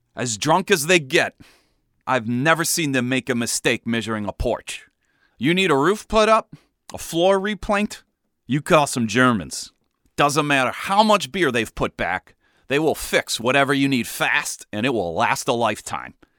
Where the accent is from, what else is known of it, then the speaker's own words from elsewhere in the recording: Cleveland, Ohio, United States; When I was growing up in Cleveland